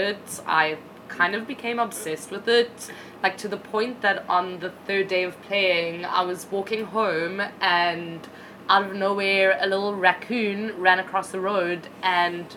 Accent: Krugersdorp, Gauteng, South Africa; moved away; I'm from Krugersdorp

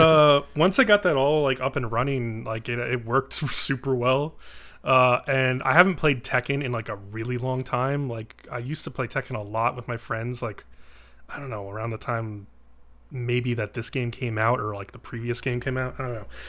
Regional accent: East Coast, United States; moved away; I'm from the East Coast

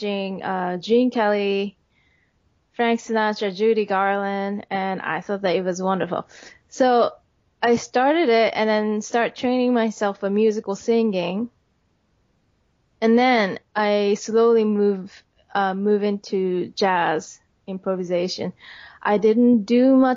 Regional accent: Japan; English is a second language; moved away as an adult; now in New York, United States; I came from Japan. I was born in an artistic family.

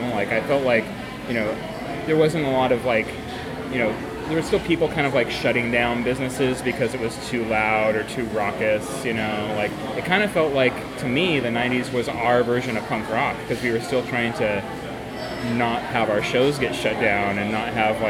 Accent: Eugene, Oregon, United States; now in Portland, United States; when I was growing up in Eugene, we didn't have anything.

